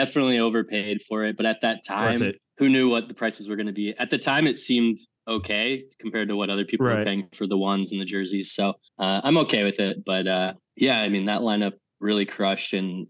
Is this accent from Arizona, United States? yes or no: yes; Arizona, United States; now in Los Angeles, United States; I'm from the US. I'm from Arizona, big Suns fan. But I live